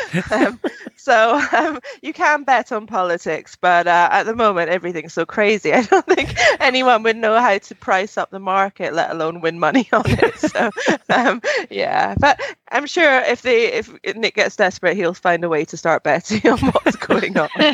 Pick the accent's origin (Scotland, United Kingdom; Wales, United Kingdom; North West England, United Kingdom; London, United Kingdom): Scotland, United Kingdom; my home country